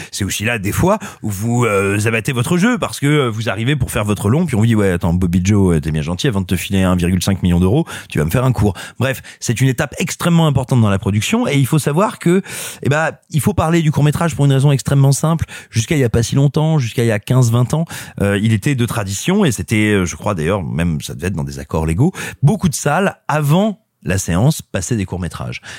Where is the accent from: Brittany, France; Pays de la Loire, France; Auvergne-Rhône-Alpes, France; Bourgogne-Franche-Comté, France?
Auvergne-Rhône-Alpes, France; Clermont-Ferrand; je suis natif de Clermont-Ferrand, Clermont-la-Belle, Clermont-la-Grise, Clermont-la-Volcanique.